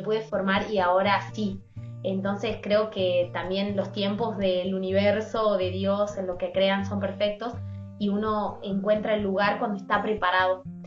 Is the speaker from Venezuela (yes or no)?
no; Tucumán, Argentina; nuestra provincia